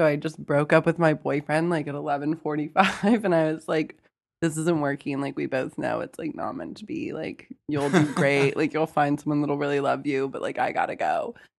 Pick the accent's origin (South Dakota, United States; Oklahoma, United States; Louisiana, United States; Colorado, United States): Oklahoma, United States; moved away; I'm from Oklahoma, so there are things like farm parties that happen